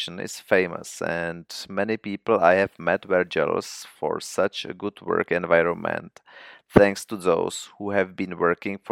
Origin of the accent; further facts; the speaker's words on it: Prague, Czechia; I was born in Prague and have lived there all the time besides my own studying abroad